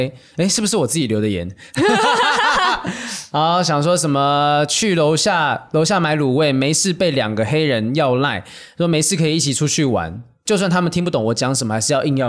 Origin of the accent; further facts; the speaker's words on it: Taiwan; 才发现说你是台湾人吗？我是台湾人。